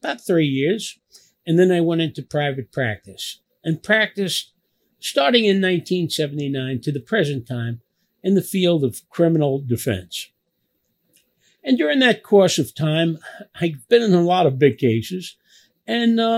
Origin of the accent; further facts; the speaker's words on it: New York City, New York, United States; also born or lived in Little Italy, Manhattan; I grew up in a place called Knickerbocker Village, what we called the Fourth Ward